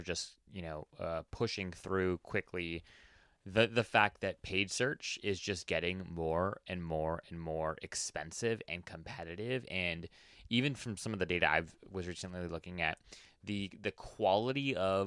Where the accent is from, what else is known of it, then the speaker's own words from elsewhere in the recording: Oahu, Hawaii, United States; now in Washington, D.C., United States; I actually was born and raised in Hawaii, actually, on Oahu